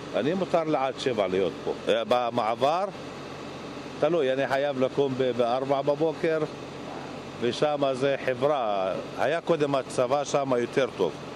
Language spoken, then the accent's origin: Hebrew; Israel; now in Qalqilya; אני גדלתי פה